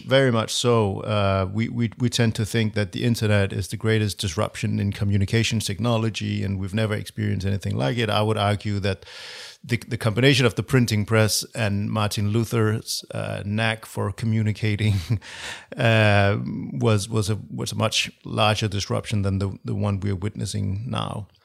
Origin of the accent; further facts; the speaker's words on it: Copenhagen, Capital Region of Denmark, Denmark; I'm from Copenhagen, yes. Born